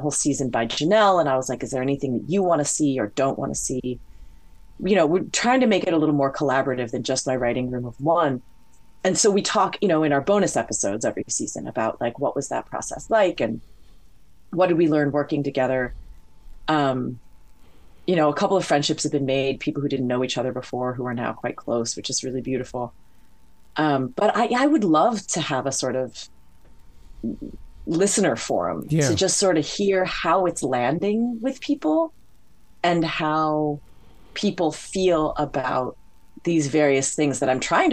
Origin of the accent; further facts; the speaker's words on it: Hawaii, United States; I grew up in Hawaii. I speak Hawaiian, but I'm not Hawaiian.